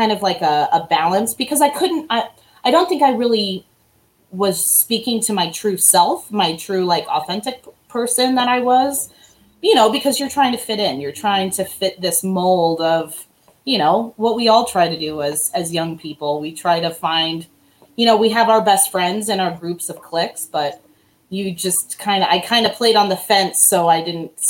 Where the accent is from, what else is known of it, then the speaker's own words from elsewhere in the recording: Gatlinburg, Tennessee, United States; also born or lived in Illinois; I was born in Illinois, and when I moved to Tennessee, I was this outsider